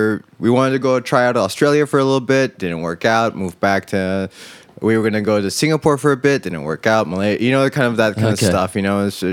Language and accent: English; United States; born there; yeah, well, I was born in America.